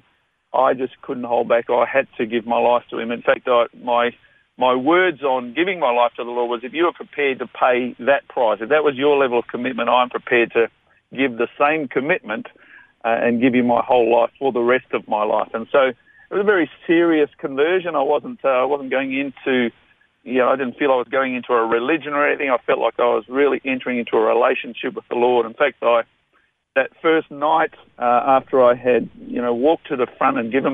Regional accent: Brisbane, Queensland, Australia; also born or lived in Toowoomba, Queensland / Rockingham, Western Australia; I'm actually a Toowoomba boy. I was born in Toowoomba 50-odd years ago, but raised in Brisbane. So we've been a Queensland family for all of that time.

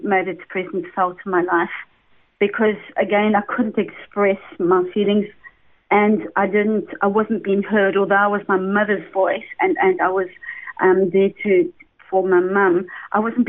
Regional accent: Durban, KwaZulu-Natal, South Africa; accent: South African; I was born in Durban, and really I came from essentially a very good family

